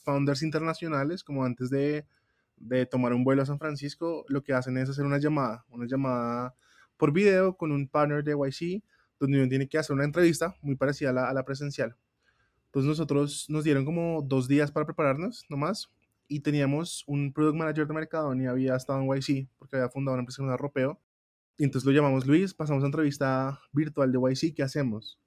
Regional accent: Colombia; muy colombianos, muy latinos

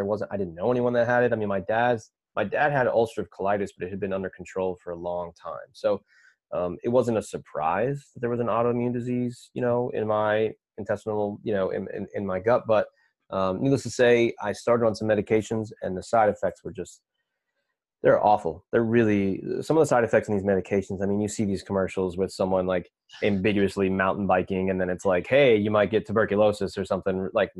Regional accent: Minneapolis, Minnesota, United States; I ended up going back to regular college in Minnesota, which is where I'm from Minneapolis.

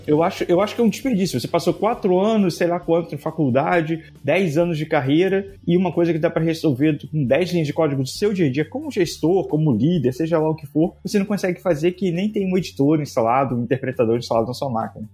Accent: Brazil; moved away as an adult; eu saí do Brasil em 2007.

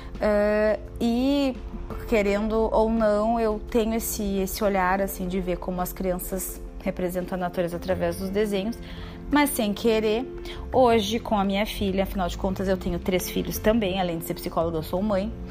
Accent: Porto Alegre, Rio Grande do Sul, Brazil; moved away as an adult; now in Bento Gonçalves, Brazil; sou de Porto Alegre. Atualmente resido em Bento Gonçalves

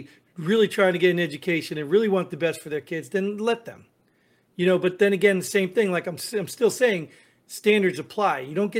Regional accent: New Jersey, United States; I mean, I came from New Jersey, one of the highest tax states in the country

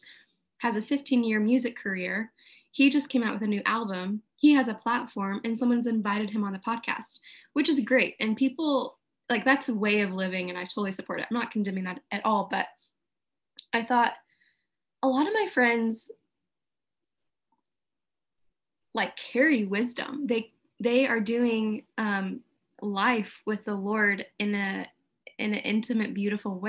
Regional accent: Houston, Texas, United States; moved away as an adult; also born or lived in Redding; now in Houston, United States; I grew up in Houston, have a couple of different friend groups here

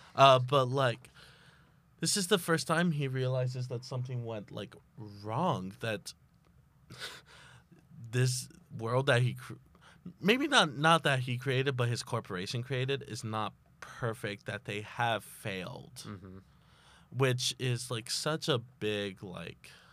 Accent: Texas, United States; I'm from Texas

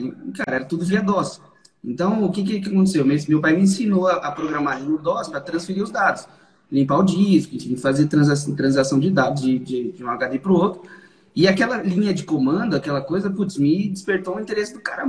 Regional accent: São Paulo, Brazil; Então eu sou daqui de São Paulo, sempre fui daqui de São Paulo, nasci e moro em São Paulo desde quando nasci

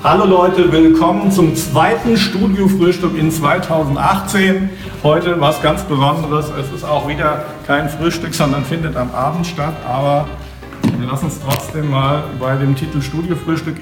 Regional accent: Giessen, Hesse, Germany; also born or lived in Frankfurt; bei uns in Gießen waren halt die Amerikaner

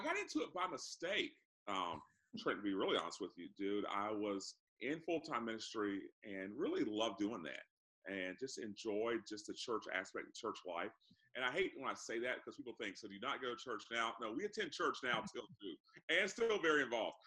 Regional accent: Orlando, Florida, United States; Orlando, Florida

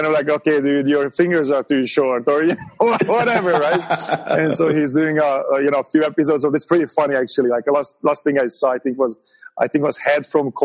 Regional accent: Hungary; English is a second language; moved away as an adult; now in United States; I grew up in Hungary, you know, at the time this was still a communist country.

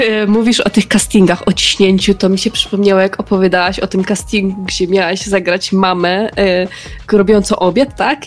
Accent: Radom, Masovian Voivodeship, Poland; moved away as an adult; now in Kraków, Poland; mieszkam w Krakowie, a oryginalnie jestem z Radomia

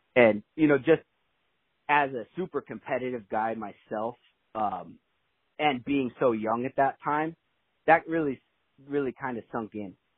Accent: Vale, Oregon, United States; I grew up in Vale, Oregon. So that's in Eastern

